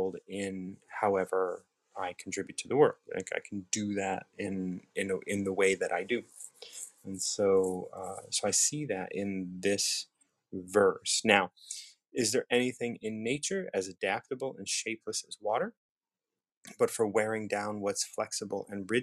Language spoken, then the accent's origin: English; United States; I'm from the States. I'm an American